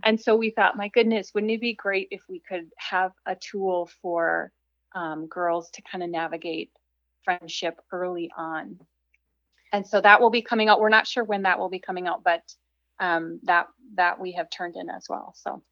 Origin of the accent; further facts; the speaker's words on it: Minnesota, United States; I'm from Minnesota, and so I grew up in a small town that was basically everyone looked like me